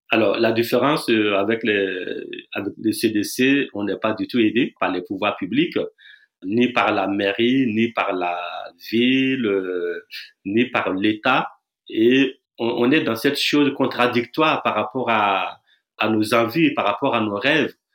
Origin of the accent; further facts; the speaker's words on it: Burkina Faso; je viens du Burkina Faso